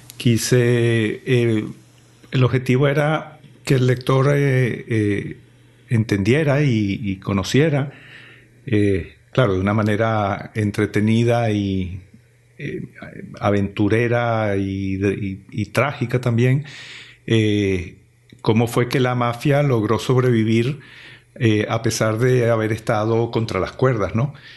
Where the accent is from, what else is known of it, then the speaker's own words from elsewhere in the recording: Venezuela; moved away as an adult; also born or lived in Italy; mi país, Venezuela, me envió en misión de estudios eh, al extranjero